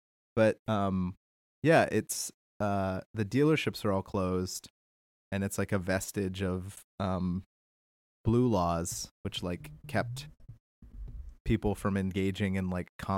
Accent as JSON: {"language": "English", "town": "Harrisburg", "region": "Pennsylvania", "country": "United States", "tie": "born or raised there", "moved": "yes", "said": "I'm in Harrisburg. We're in the same town. I'm back in my hometown for a little while."}